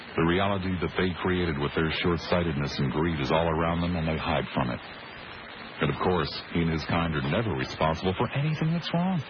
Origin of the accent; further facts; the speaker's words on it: Collingswood, New Jersey, United States; growing up in Collingswood, New Jersey